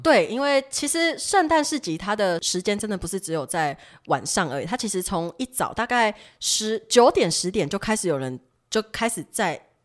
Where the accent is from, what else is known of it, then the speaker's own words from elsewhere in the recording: Taiwan; 也不是我们台湾人会喝那种手，手摇饮什么之类